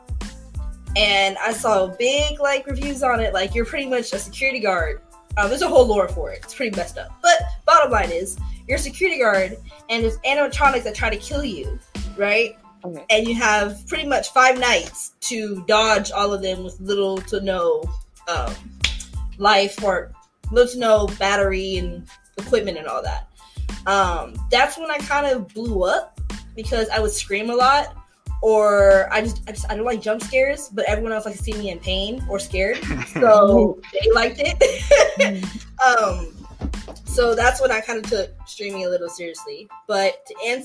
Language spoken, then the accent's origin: English; San Diego, California, United States; also born or lived in Richmond, Virginia; I was born in Richmond, Virginia, and moved to San Diego for the rest of my life